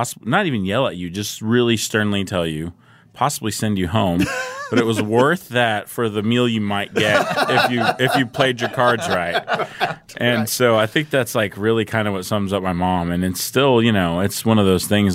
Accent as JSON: {"language": "English", "region": "Southern California", "country": "United States", "tie": "born or raised there", "said": "I grew up in Southern California"}